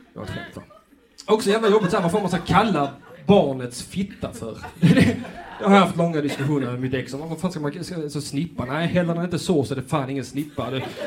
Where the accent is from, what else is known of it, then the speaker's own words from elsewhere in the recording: Lund, Skåne, Sweden; Jag är faktiskt själv från Lund